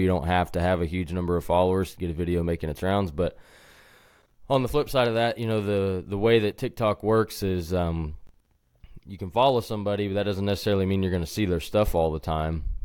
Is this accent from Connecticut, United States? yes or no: no; Sand Springs, Oklahoma, United States; also born or lived in Wisconsin; I'm from Sand Springs, Oklahoma originally, which is just west of Tulsa. And, uh, spent my whole life there until I went to college